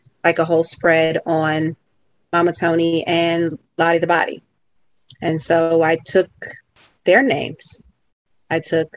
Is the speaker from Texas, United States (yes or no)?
no; Detroit, Michigan, United States; I'm from Detroit.